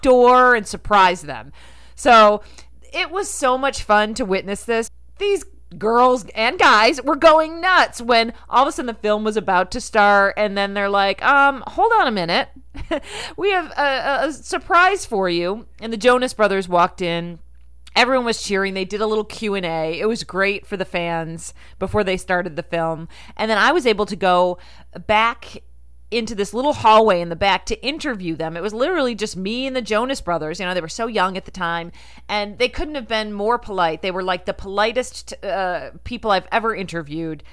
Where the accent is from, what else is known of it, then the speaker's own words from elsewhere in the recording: Rochester, United States; I'm from Rochester